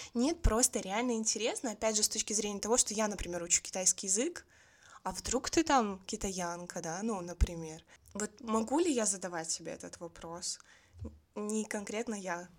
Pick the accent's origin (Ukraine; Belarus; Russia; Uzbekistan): Belarus; я из Беларуси